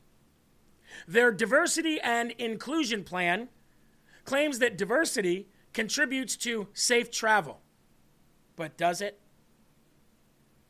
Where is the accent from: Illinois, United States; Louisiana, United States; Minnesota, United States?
Illinois, United States; moved away; Do you think that I love going back to my home state and seeing it in such a disaster? It looks like trash. When I go to Illinois, I feel like trash